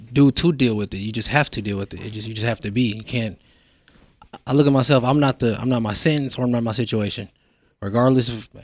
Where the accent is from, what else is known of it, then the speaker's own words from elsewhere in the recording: Denver, Colorado, United States; born and raised in Denver, Colorado